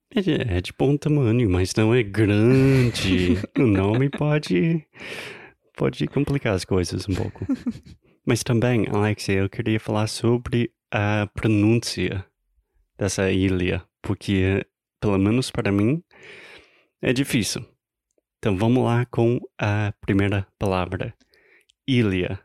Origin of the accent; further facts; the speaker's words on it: United States; Portuguese is a second language; Eu sou americano, tentando aprender, melhorar o meu português